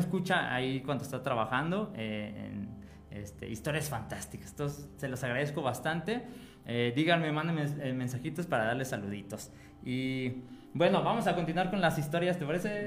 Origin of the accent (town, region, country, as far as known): Mexico; also born or lived in Purépecha region, Michoacán